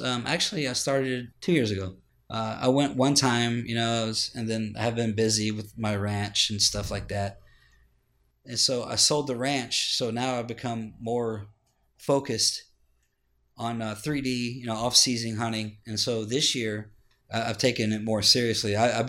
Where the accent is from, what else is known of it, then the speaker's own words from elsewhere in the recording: Ohio, United States; now in Texas, United States; No, I'm from Ohio. Oh, wow. I was born and raised there.